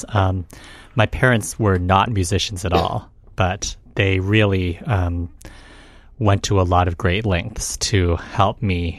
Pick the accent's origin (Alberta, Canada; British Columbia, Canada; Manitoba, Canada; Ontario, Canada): Alberta, Canada; Edmonton; now in United States; when I was growing up in Edmonton, the farthest Canadian city from the American border